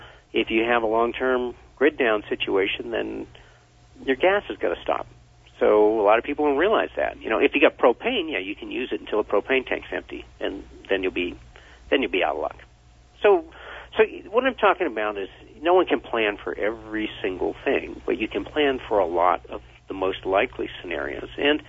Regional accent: Vermont, United States; born or raised there

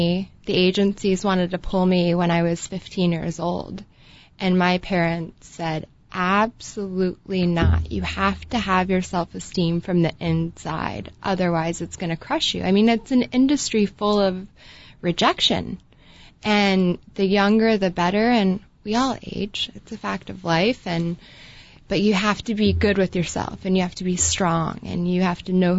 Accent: Columbus, Ohio, United States; Columbus, Ohio. Go Buckeyes.

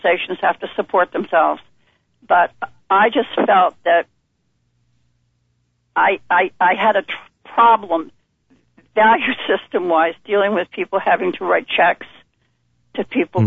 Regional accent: Vermont, United States; moved away; I'm born and raised in Vermont.

